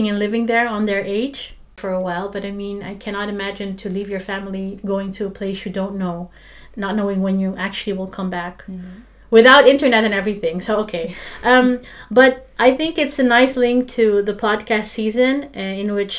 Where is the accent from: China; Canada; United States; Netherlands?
Netherlands; Amsterdam, North Holland; I have my home where I grow up here in Amsterdam, which is really my home.